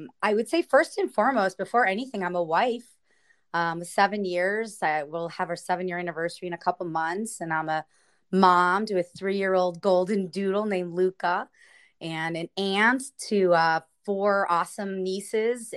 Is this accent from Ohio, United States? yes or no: yes; Cleveland, Ohio, United States; moved away as an adult; now in San Diego, United States; I'm originally from Cleveland, Ohio